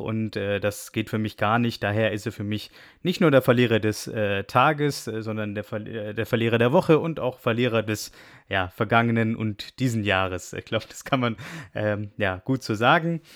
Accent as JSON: {"language": "German", "country": "Germany", "said": "wir als Deutsche und auch Europäer"}